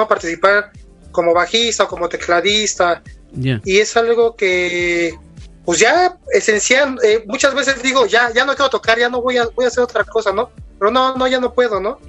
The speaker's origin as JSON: {"language": "Spanish", "country": "Mexico", "said": "Soy de México"}